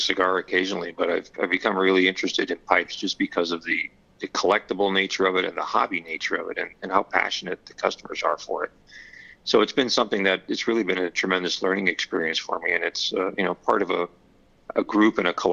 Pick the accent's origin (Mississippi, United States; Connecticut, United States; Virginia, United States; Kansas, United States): Connecticut, United States; Southern; I grew up in Southern Connecticut and spent all my life here. I guess I'm a Connecticut Yankee at heart